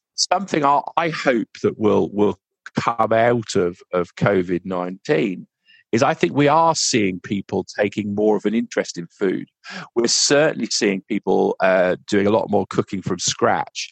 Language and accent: English; United Kingdom; we as British farmers